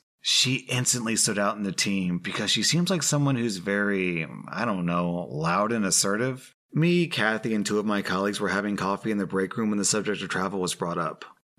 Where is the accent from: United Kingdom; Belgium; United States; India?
Belgium; I told her I'm from Belgium, so I also speak French